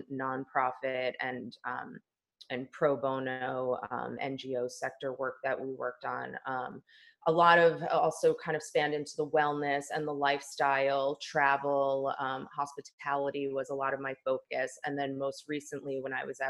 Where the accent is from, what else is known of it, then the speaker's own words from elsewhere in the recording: New Jersey, United States; moved away as an adult; also born or lived in New York City / Delaware; now in Los Angeles, United States; I was born and raised in New Jersey and then relocated to New York City